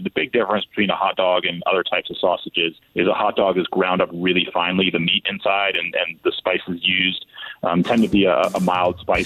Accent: the South, United States; I'm from the South

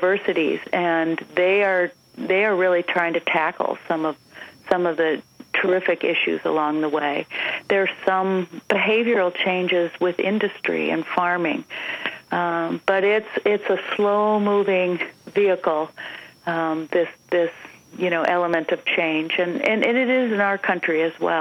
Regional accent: Minnesota, United States; you and I come from Minnesota

